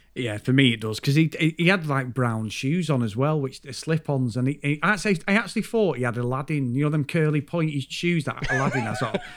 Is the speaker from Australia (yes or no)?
no; United Kingdom; we're from the U K